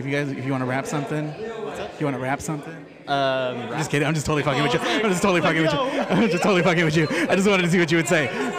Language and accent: English; Keizer, Oregon, United States; I am from here. Yeah. So I've lived in Kaiser most of my life. I just tell people I'm from Oregon at this point.